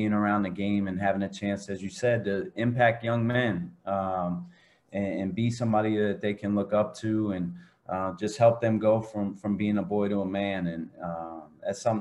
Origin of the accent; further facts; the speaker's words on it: Philadelphia, Pennsylvania, United States; moved away as an adult; now in West Coast, United States; I grew up on the East Coast. I grew up in Philly